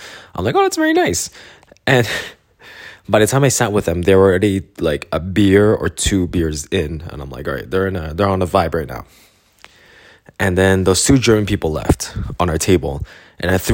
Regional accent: Canada; I'm from Canada.

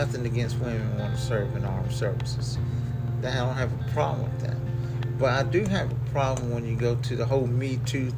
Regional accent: United States; as an American voter

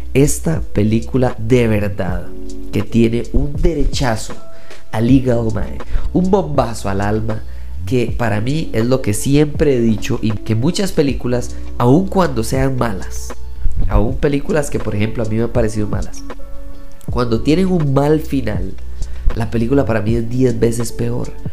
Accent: Costa Rica; soy costarricense. Haber nacido en Costa Rica

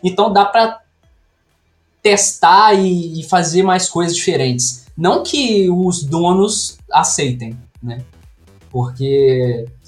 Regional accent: near Juiz de Fora, Minas Gerais, Brazil; accent: mineiro; eu sou mineiro, né? Não sei se dá para perceber pelo sotaque aí. Mineiro de uma cidade aqui bem do sudeste de Minas, perto de Juiz de Fora

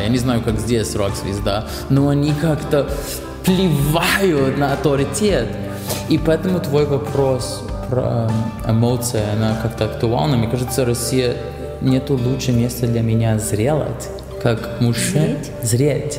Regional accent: Canada; Russian is a second language; moved away as an adult; now in Russia; когда я родился в Канаде

